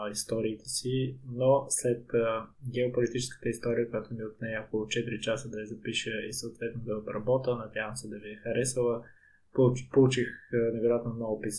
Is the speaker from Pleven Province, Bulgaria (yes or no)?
yes; Pleven, Pleven Province, Bulgaria; Аз бях на моят рожден ден в моя роден град Плевен